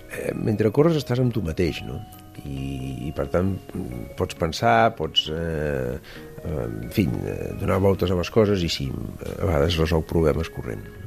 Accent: La Roca del Vallès, Catalonia, Spain; del meu poble, de la Roca del Vallès

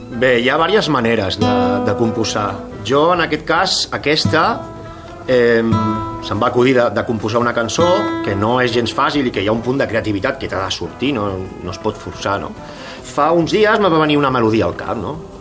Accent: Catalonia, Spain; som catalans

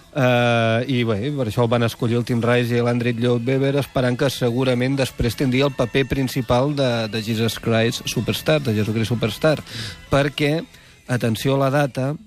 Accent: Tarragona, Catalonia, Spain; recorda que sóc tarragoní de naixement.

